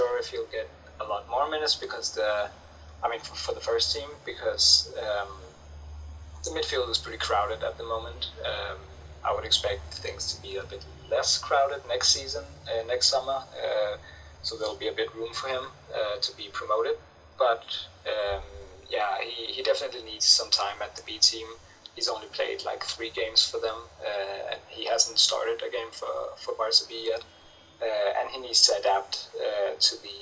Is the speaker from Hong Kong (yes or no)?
no; Denmark; I'm from Denmark